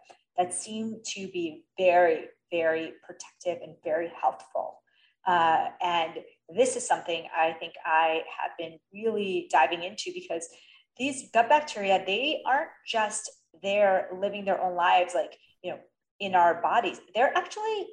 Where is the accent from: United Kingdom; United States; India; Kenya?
India; I'm Indian and I grew up vegetarian